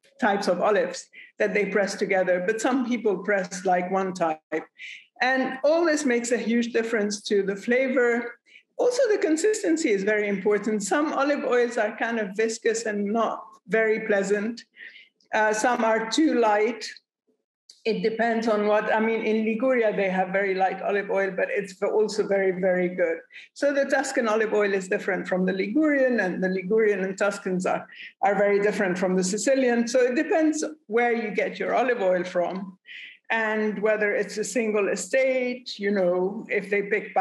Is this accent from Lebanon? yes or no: yes; Lebanon; I come from Lebanon.